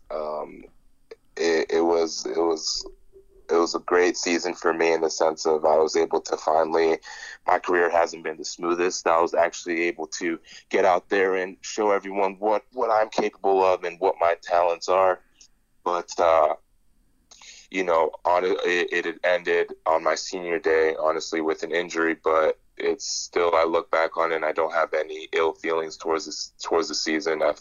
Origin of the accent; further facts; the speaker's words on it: Chicago, Illinois, United States; born there; also born or lived in Nigeria; I was born in Chicago. My dad actually moved out here at 18 years old, um, on his own